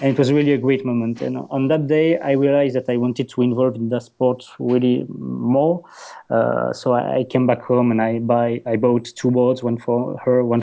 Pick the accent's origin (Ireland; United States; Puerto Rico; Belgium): Belgium; Wallonia; accent: Dutch; first language French; English is a second language; I'm from Belgium. So my native language is French. Because in the south part of Belgium, you speak French, of course